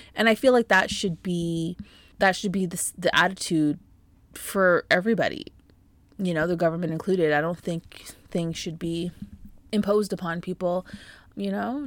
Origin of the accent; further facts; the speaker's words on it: Canada; being a Canadian and living in Canada